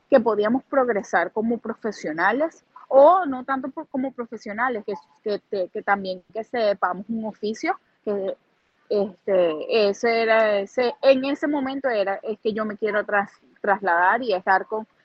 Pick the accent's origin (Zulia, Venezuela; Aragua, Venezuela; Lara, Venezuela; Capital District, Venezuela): Lara, Venezuela; Duaca; now in Columbus, United States; Mira, me llevaría a mi pueblo, me llevaría a, a Duaca